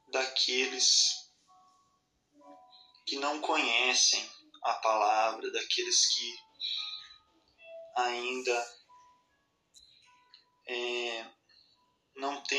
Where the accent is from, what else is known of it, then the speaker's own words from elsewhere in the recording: Amparo, São Paulo, Brazil; sou da cidade de Amparo, aqui de São Paulo.